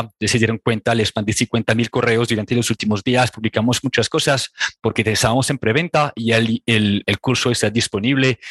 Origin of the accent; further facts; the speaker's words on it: Réunion; Spanish is a second language; moved away as an adult; also born or lived in France; now in Colombia; yo soy de una pequeña isla que se llama La Reunión